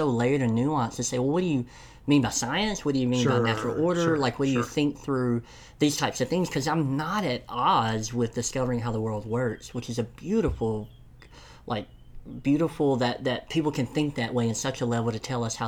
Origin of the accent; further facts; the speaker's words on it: Tennessee, United States; I'm from Tennessee, so enunciation isn't always good